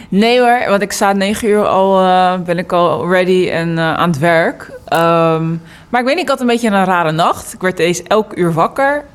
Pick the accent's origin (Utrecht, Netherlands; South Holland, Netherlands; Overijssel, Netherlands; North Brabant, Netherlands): South Holland, Netherlands; Delft; also born or lived in New York; now in The Hague, Netherlands; ik ben geboren en getogen in Delft. En eh, ik woon nu eh, in Den Haag.